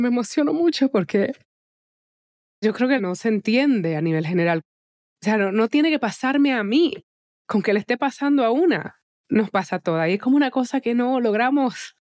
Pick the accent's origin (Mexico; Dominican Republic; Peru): Dominican Republic; now in United States; Nosotros en República Dominicana, ahora, no me encuentro allá, pero te ahí en mi corazón, porque por más que está brinque y salte, al final caribeña soy